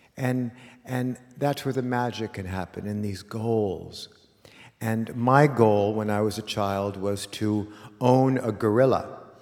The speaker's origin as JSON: {"language": "English", "town": "Los Angeles", "region": "California", "country": "United States", "tie": "born or raised there", "said": "a kid like me in 1970, growing up in Los Angeles"}